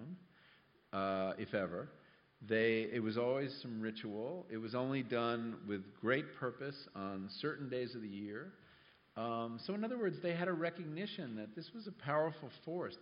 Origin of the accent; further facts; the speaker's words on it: California, United States; I come from California